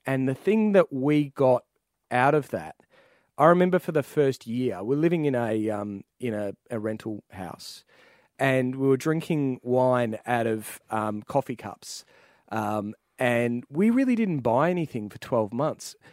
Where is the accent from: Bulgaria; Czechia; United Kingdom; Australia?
Australia; Ouyen, Victoria; I was born in Oyin, uh, in the Mallee